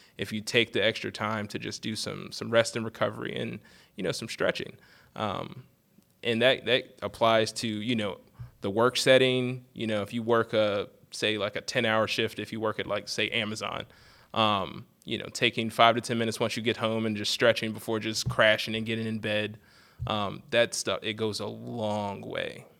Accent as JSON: {"language": "English", "region": "Eastern Shore of Maryland", "country": "United States", "tie": "born or raised there", "said": "I'm originally from the Eastern Shore of Maryland, um, and I went to high school at, uh, Parkside High School"}